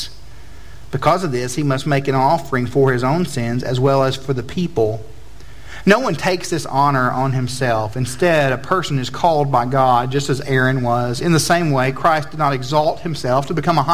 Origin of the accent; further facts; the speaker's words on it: Chattanooga, Tennessee, United States; moved away as an adult; I'm originally not from here, as my accent testifies to. I am from Chattanooga, Tennessee